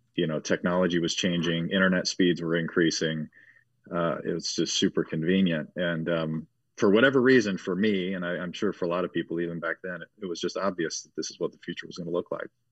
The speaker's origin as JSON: {"language": "English", "area": "Cincinnati, Dayton", "region": "Ohio area", "country": "United States", "tie": "born or raised there", "said": "grew up in the Cincinnati, Dayton, Ohio area, born and raised"}